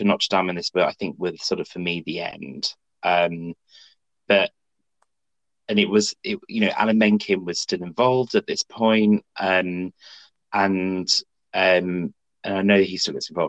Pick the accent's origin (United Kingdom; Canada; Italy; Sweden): United Kingdom; in the UK, we don't learn about American history